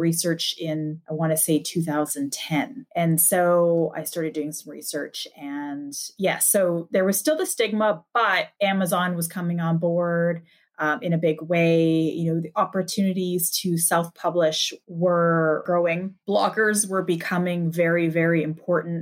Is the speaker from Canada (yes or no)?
yes; Canada; I'm Canadian.